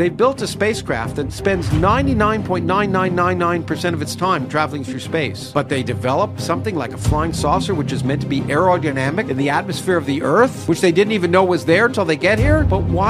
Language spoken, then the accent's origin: English; Toronto, Ontario, Canada; also born or lived in United States; I grew up in Canada.